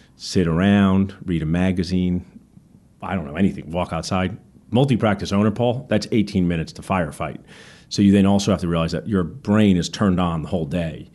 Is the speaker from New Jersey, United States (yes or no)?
yes; Ewing, New Jersey, United States; where I grew up in Ewing